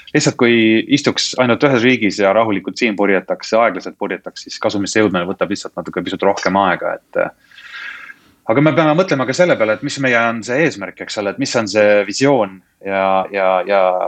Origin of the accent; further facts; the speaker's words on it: Estonia; now in United Kingdom; olen eestlane, eks ole, eesti keelt oma arust räägin ilma aktsendita siiski